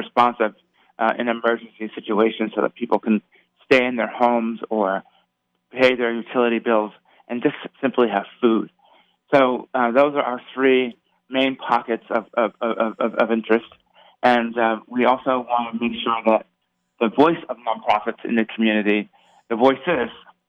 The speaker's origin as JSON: {"language": "English", "town": "Las Vegas", "region": "Nevada", "country": "United States", "tie": "born or raised there", "said": "I'm a native Las Vegan. {S0} Yes. {S1} Born and raised, and so I couldn't be more thrilled to be back in my hometown and being given the opportunity to make a real difference for the residents here in Las Vegas."}